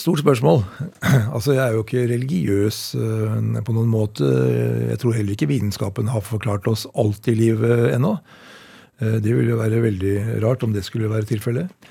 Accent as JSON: {"language": "Norwegian", "town": "Oppegård", "region": "Akershus", "country": "Norway", "tie": "born or raised there", "also_born_or_lived": "Elverum / Asker", "said": "jeg vokste opp i Oppegård eh, kommune, på Greverud nærmere bestemt."}